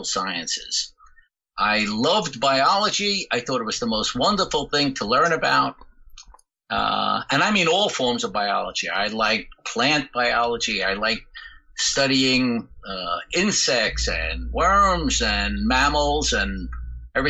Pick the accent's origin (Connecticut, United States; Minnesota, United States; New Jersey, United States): New Jersey, United States; Jersey City; now in Paterson, United States; I was born and raised in Jersey City